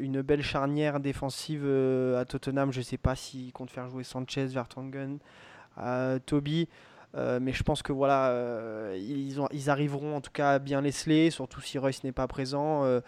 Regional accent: France; en tant que Français

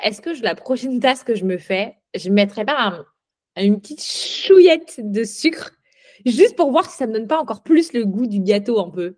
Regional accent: France; en tant que Française de France

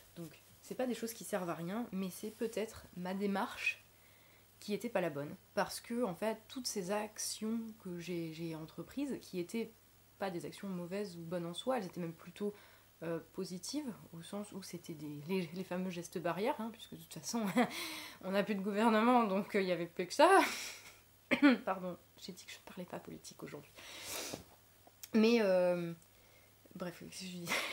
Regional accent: Lorraine, Grand Est, France; moved away; chez moi en Lorraine

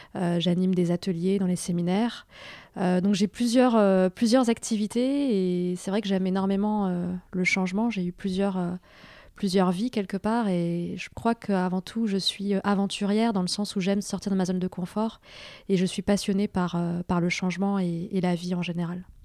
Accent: Toulouse, Occitania, France; also born or lived in Carcassonne; je suis née à Carcassonne, dans l'Aude. J'ai grandi ensuite dans la banlieue de Toulouse.

